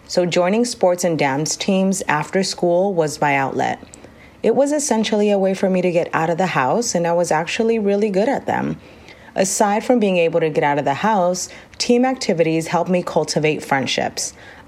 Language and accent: English; Rosemead, California, United States; I was born in Los Angeles, California. I am of Latin descent. My father is from Puerto Rico and my mother is from El Salvador.